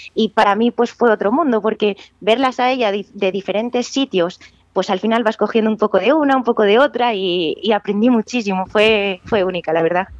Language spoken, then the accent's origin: Spanish; Benavente, Castile and León, Spain; soy de Benavente, tengo la gran suerte de estar rodeada de ríos